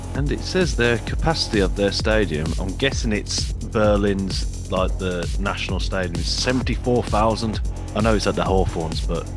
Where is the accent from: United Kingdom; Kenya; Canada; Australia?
United Kingdom; Rotherham, Yorkshire and the Humber; my hometown, Rotherham